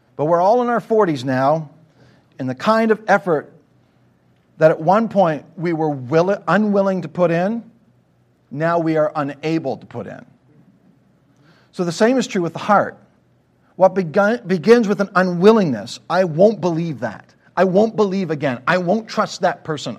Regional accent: Canada; moved away; I grew up in Canada

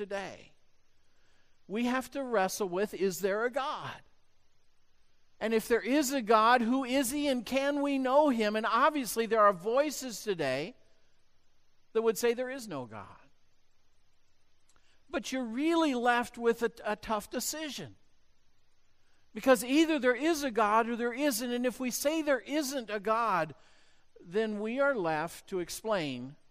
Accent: United States; growing up in the United States

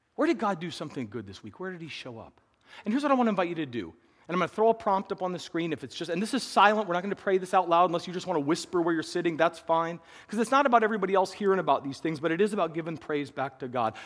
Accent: Midwest, United States; we were raised in the Midwest

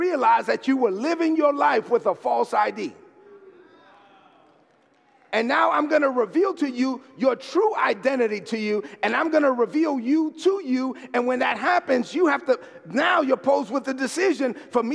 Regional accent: New York City, New York, United States; growing up in East New York, Brooklyn, I was one of the only kids that could hang out with the Dominicans and the Puerto Ricans

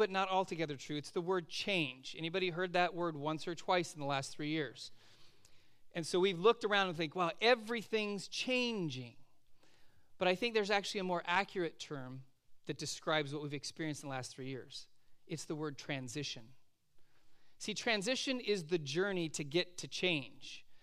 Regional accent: California, United States; moved away as an adult; also born or lived in Oregon; I am a Californian living in Oregon

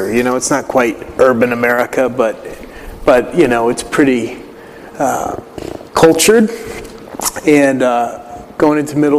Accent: Willimantic, Connecticut, United States; I'm originally from Willimantic, Connecticut

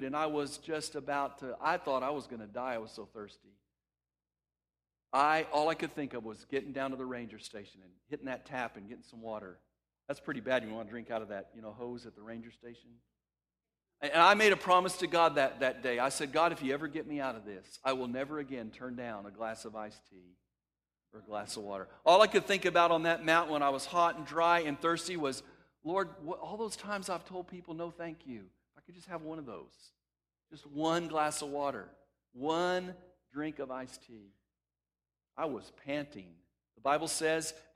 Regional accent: West Texas, United States; When I was a kid growing up in West Texas

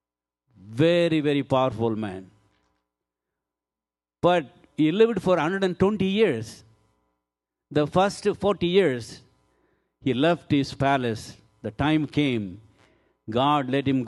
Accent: India; I'm Indian man

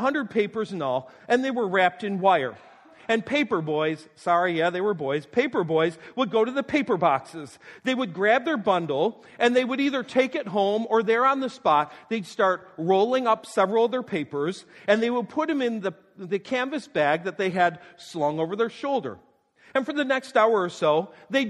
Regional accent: North Tonawanda, New York, United States; my hometown North Tondawanda

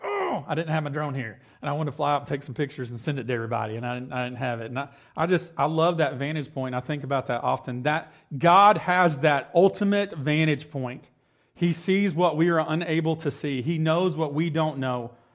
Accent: Cross Plains, United States; growing up in Cross Plains

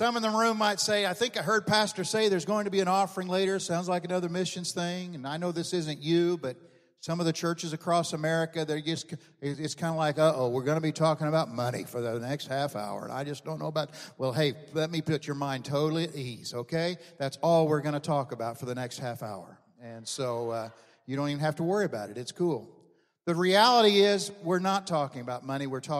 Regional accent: Oklahoma, United States; I'm from Oklahoma. I'm a Sooner

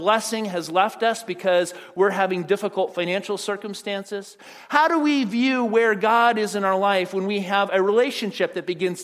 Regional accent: Phoenix, Arizona, United States; moved away as an adult; also born or lived in Pasadena, California; I was living at home in Phoenix with my parents and moved out to go to school at Fuller Seminary in Pasadena

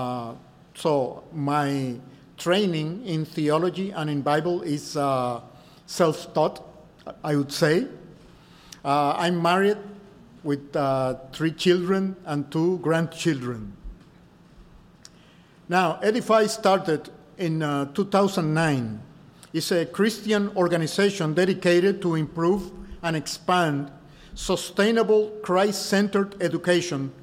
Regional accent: Dominican Republic; I'm from the Dominican Republic.

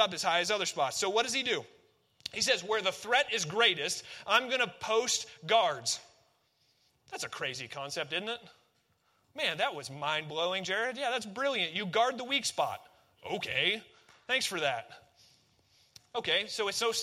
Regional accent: Northwest Missouri, United States; we're from Northwest Missouri

